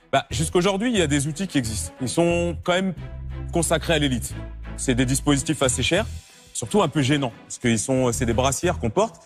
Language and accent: French; Rouen, Normandy, France; je viens de Rouen, en Normandie